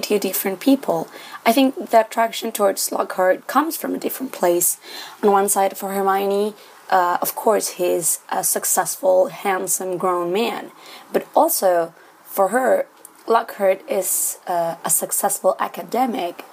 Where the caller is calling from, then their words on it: Santiago, Santiago Metropolitan Region, Chile; I'm calling from Santiago, Chile